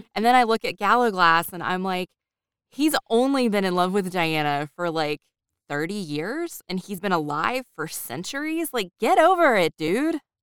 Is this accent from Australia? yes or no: no; United States; I am an American